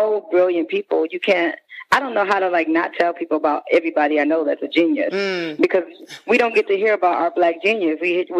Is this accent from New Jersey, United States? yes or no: no; Detroit, Michigan, United States; moved away as an adult; also born or lived in Harlem, New York; now in Brooklyn, United States; But Detroit is home. I was, you know, born and raised, and spent my younger years in the D